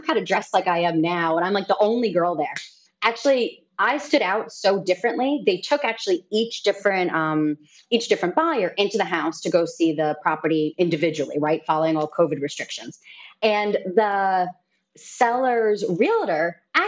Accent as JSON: {"language": "English", "region": "New York", "country": "United States", "moved": "yes", "lives_now": "Dominican Republic", "said": "I'm a New Yorker"}